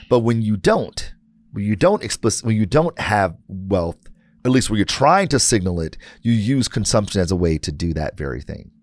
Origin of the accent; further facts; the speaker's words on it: Detroit, Michigan, United States; I'm born and raised in Detroit